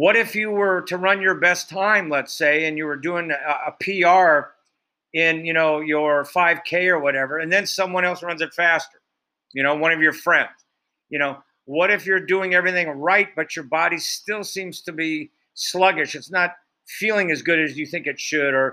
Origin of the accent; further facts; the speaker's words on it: Iowa, United States; I grew up in Iowa